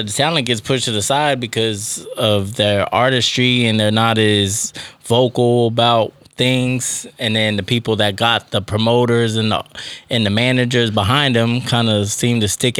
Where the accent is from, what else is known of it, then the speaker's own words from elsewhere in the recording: Texas, United States; I'm from Texas.